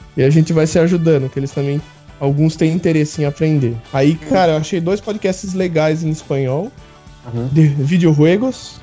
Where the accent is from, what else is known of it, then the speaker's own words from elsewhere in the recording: Brazil; nós brasileiros